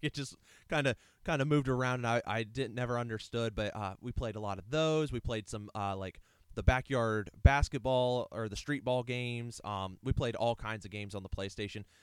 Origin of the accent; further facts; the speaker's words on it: Ohio, United States; also born or lived in Alliance, Ohio / Eaton, Ohio; we moved from Alliance, Ohio to Eaton, Ohio, um, with my dad's job change